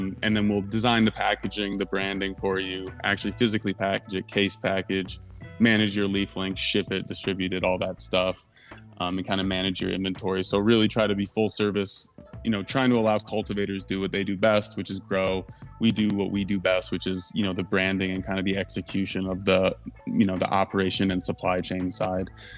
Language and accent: English; Mason, Michigan, United States; moved away as an adult; also born or lived in Milwaukee / Humboldt; I grew up Lansing area in Mason, kind of small town just south of Lansing there.